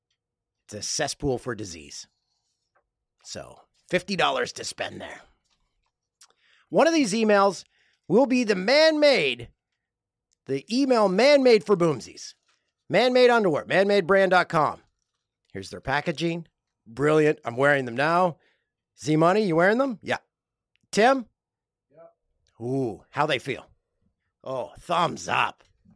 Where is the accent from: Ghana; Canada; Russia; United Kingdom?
Canada; Peterborough, Ontario; now in Prince Edward Island, Canada; Okay, I grew up in Peterborough. This is from Riley. And moved to PEI 5 years ago. Love hearing all the Peterborough references. Reminds me of home.